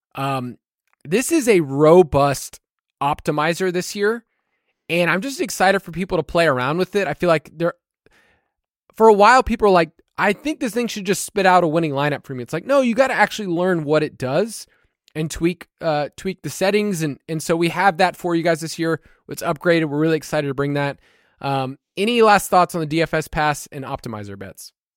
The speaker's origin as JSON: {"language": "English", "region": "Georgia", "country": "United States", "said": "I'm from Georgia"}